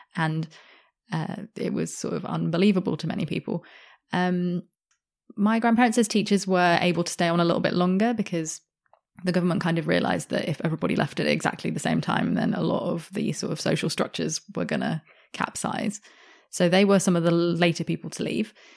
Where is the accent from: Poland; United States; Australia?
Australia; Sydney, New South Wales; I grew up in Sydney, which is a very multicultural city